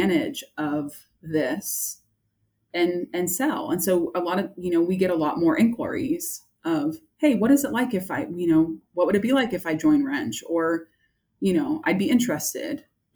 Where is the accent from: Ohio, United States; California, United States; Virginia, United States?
California, United States; San Francisco Bay Area; I'm from California. I am a San Francisco Bay Area girl